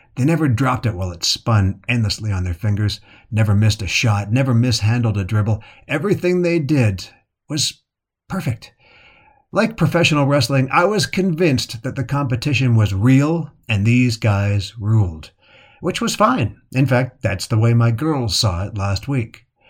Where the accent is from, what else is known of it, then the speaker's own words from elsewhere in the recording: Calgary, Alberta, Canada; As a boy growing up in Calgary, Canada in the seventies